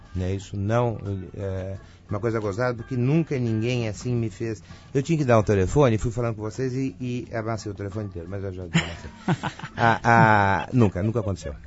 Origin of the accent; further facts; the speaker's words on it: Brazil; eu sou brasileiro